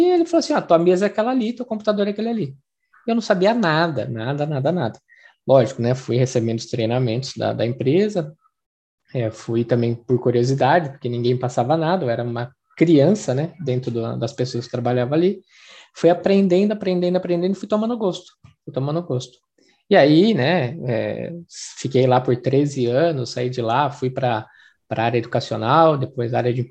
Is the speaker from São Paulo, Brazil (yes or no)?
yes; Jundiaí, São Paulo, Brazil; Sou natural aqui de Jundiaí, no estado de São Paulo, no interiorzinho do estado de São Paulo, uma cidade muito gostosa, que está crescendo bastante.